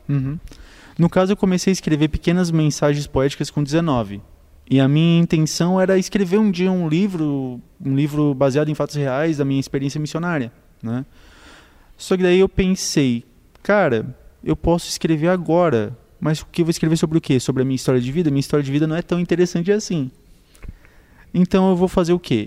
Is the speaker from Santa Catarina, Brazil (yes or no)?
yes; Tubarão, Santa Catarina, Brazil; also born or lived in Sombrio; Eu nasci aqui, morei aqui até os oito anos